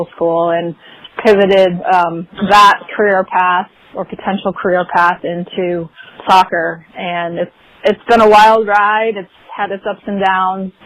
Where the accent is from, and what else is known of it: Flint, Michigan, United States; born or raised there; moved away as an adult; now in San Diego, United States